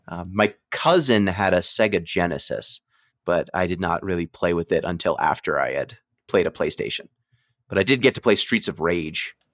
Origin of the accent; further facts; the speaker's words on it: New York, United States; I was from New York